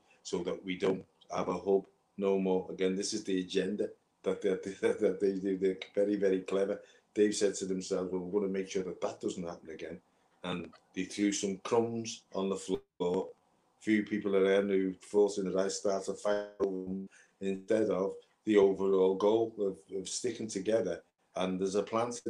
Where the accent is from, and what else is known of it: Liverpool, North West England, United Kingdom